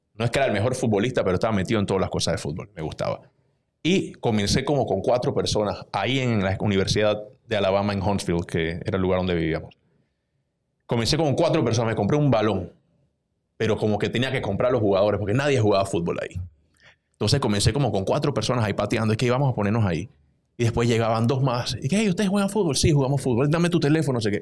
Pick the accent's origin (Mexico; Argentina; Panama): Panama; Panama City; un pelado de veintidós años, de Juan Díaz, de donde yo vengo